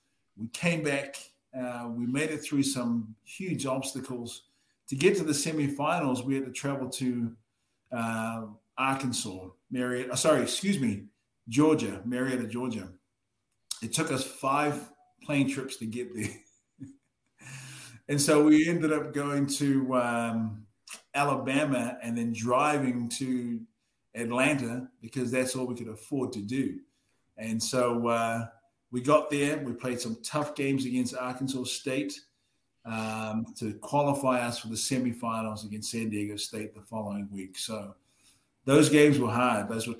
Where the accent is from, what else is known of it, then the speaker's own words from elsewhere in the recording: Waikato, New Zealand; now in Utah, United States; I'm from the Waikato